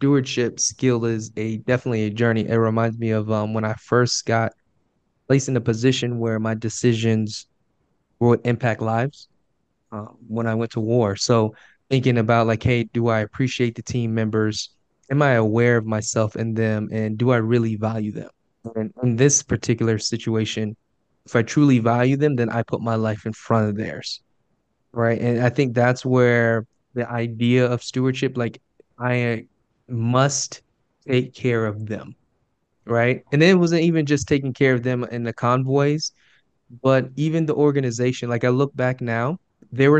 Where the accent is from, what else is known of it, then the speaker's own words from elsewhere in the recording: Jacksonville, Florida, United States; I grew up in Jacksonville, Florida, inner city.